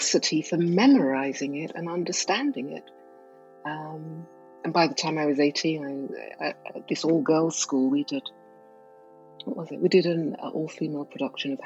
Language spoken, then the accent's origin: English; England, United Kingdom; also born or lived in Nigeria; Growing up in England, with immigrant parents